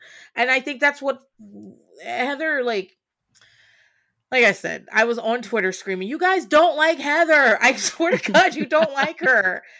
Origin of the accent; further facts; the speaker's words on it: East Coast, United States; it doesn't bother me as much because I grew up on the East Coast.